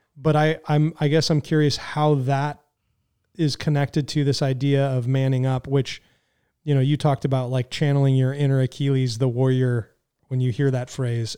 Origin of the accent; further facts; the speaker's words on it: California, United States; I was raised in California